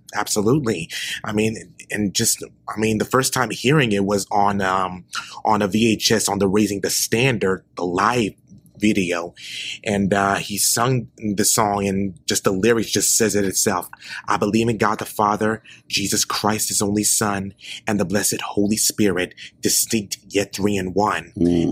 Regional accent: Memphis, Tennessee, United States; moved away as an adult; now in Nashville, United States; I am originally from Memphis, Tennessee, and uh, recently moved to Nashville

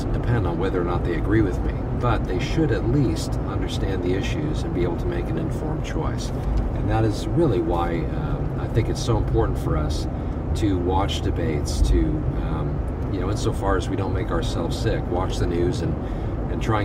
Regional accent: United States; here as American believers

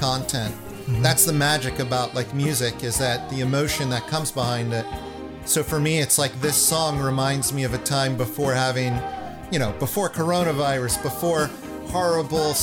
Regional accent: Washington, District of Columbia, United States; when I was a kid, I was into the punk rock thing growing up in Washington, D.C.

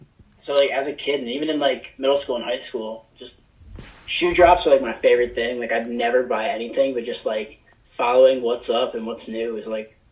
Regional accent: Bucks County, outside Philadelphia, Pennsylvania, United States; I was born in the city of Philadelphia, and I was raised just outside in the suburbs in Bucks County.

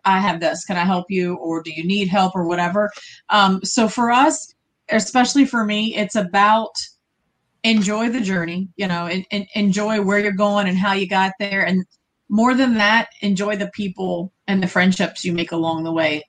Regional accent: Virginia, United States; we're from Virginia.

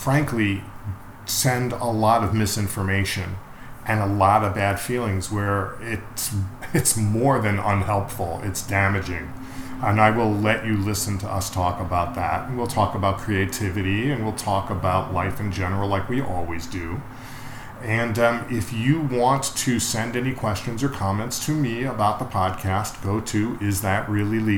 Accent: New York, United States; also born or lived in Boston; I'm from New York originally

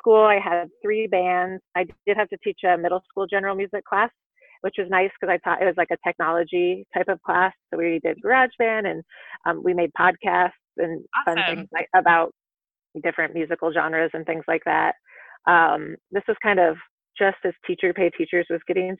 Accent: Iowa, United States; moved away; I'm from Iowa. I don't know if you want to know where I'm from, but I'm from Iowa

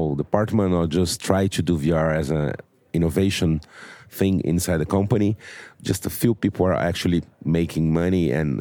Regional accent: Brazil; I am from Brazil, a film director

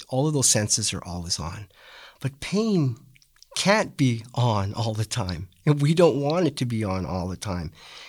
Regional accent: Western Canada, Canada; Yeah, so I grew up in Western Canada.

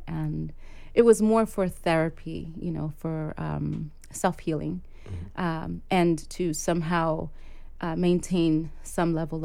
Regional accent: New York City, New York, United States; also born or lived in Port-au-Prince, Haiti / Harlem, New York; I am a Brooklynite, I consider myself to be, because I've been here since I was five.

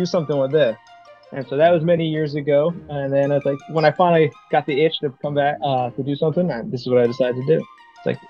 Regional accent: Providence, Rhode Island, United States; moved away as an adult; now in New Orleans, United States; I am originally from Providence, Rhode Island

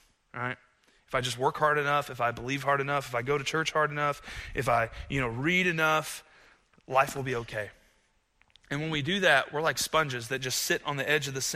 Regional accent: United States; as an American

